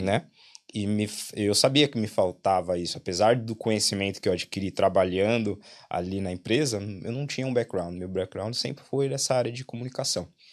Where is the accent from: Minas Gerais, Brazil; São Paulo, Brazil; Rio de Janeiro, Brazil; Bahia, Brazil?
São Paulo, Brazil; moved away as an adult; also born or lived in Auckland, New Zealand; now in Ireland; Sou de São Paulo, capital.